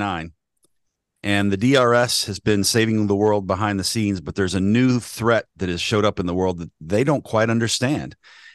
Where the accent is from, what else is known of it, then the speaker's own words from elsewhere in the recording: Nashville, Tennessee, United States; I grew up in Nashville, Tennessee.